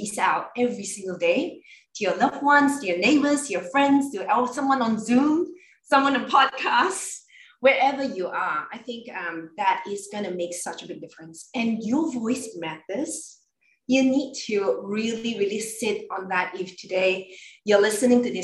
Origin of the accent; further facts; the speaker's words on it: Malaysia; I come from Malaysia, so I'm coming from a very multicultural background